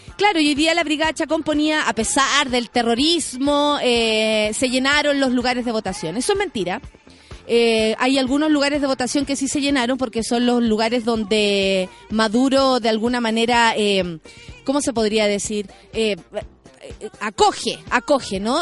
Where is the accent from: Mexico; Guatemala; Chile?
Chile; como ciudadana chilena